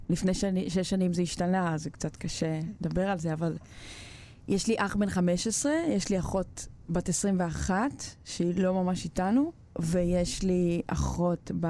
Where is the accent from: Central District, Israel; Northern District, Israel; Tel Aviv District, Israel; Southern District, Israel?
Southern District, Israel; Ashdod; also born or lived in Bnei Brak / Petah Tikva / Kiryat Gat / Shtulim; עברנו לפתח תקווה לאיזה שנה נוספת, ואז כזה עד כיתה ב' הייתי בקריית גת, ומכיתה ב' עד ט' היינו באשדוד.